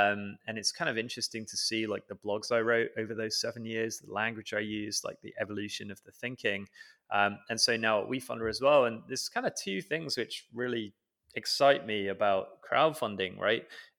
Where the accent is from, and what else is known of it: United Kingdom; born or raised there